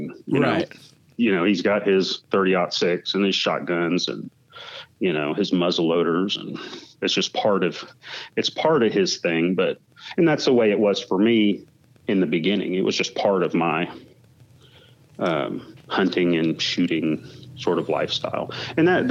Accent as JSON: {"language": "English", "region": "Alaska", "country": "United States", "tie": "born or raised there", "also_born_or_lived": "Houston, Texas", "moved": "yes", "lives_now": "Tennessee, United States", "said": "growing up in Alaska, real rural, like I did"}